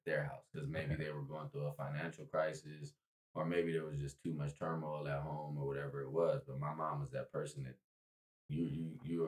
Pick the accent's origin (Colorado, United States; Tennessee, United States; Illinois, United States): Tennessee, United States; When I was growing up in Tennessee